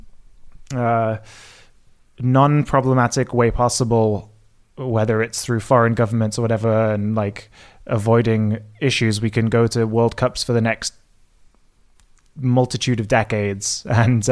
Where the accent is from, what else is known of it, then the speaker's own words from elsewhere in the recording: England, United Kingdom; moved away; as an Englishman growing up in the UK